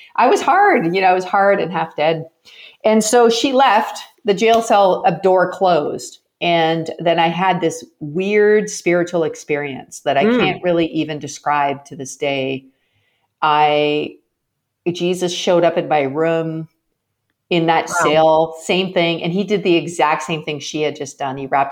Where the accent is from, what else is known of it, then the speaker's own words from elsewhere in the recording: Canada; I'm Canadian, and in Canada, hockey night in Canada was a big deal when I was growing up